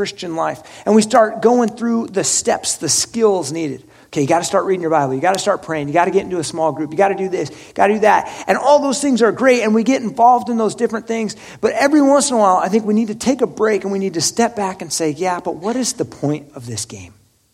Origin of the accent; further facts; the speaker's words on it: Oregon, United States; I'm from Oregon